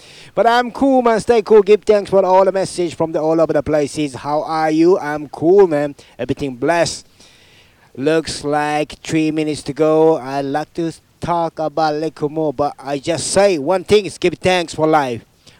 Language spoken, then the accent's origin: English; England, United Kingdom; now in Japan; my hometown, England